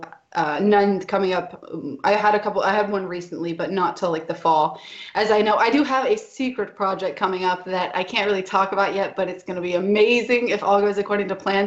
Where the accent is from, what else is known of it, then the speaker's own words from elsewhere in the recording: United States; now in Vienna, Austria; I'm an American